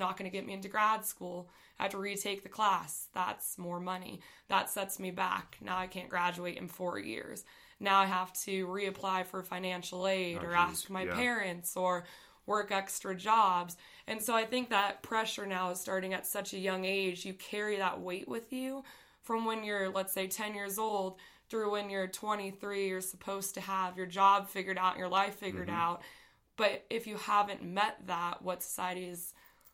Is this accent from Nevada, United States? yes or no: yes; Las Vegas, Nevada, United States; I grew up in Las Vegas